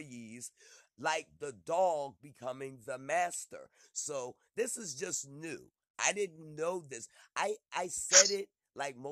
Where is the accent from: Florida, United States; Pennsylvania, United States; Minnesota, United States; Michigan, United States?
Pennsylvania, United States; Philadelphia; I'm from Philly.